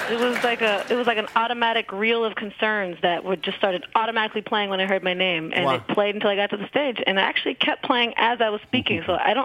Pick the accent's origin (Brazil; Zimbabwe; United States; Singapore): United States; Portland, Oregon; No, but there was a lot of music here. I mean, you know, it's a music town